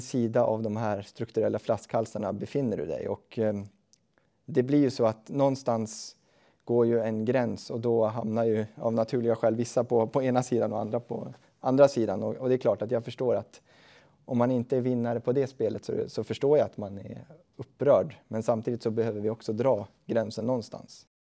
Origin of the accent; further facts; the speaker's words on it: Östhammar, Uppsala County, Sweden; jag kommer ju själv från Östhammars kommun